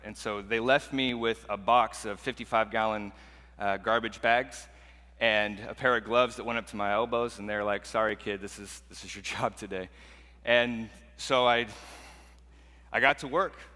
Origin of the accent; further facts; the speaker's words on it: Portland, Oregon, United States; growing up in Portland, Oregon